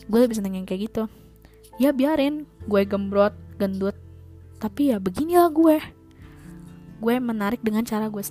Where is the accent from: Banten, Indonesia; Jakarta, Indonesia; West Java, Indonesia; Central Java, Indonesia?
West Java, Indonesia; Bekasi; buktinya gue di sini masih betah menggunakan bahasa gue sebagai orang Bekasi bahasa ya bahasa bahasa Betawi lah kayak gue lu